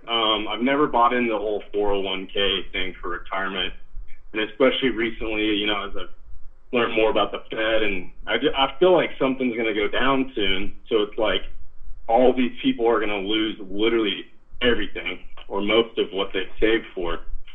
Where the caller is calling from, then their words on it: Tulsa, Oklahoma, United States; It's … from Tulsa.